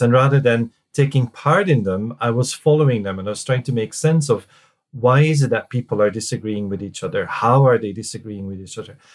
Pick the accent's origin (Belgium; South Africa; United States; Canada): Belgium; moved away as an adult; also born or lived in Reading, United Kingdom; now in United Kingdom; I'm from Belgium originally, and I came to the UK uh-huh. in '99